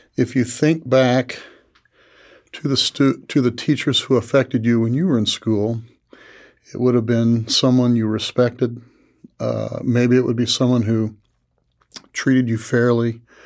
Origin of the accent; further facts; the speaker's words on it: Tuscola, Illinois, United States; Tuscola, my hometown